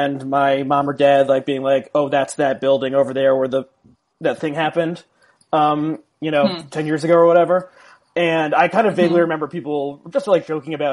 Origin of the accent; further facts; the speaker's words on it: South Orange, New Jersey, United States; I grew up in South Orange, New Jersey